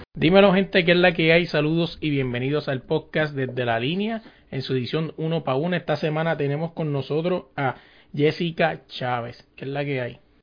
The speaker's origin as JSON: {"language": "Spanish", "country": "Puerto Rico", "said": "yo soy de Puerto Rico"}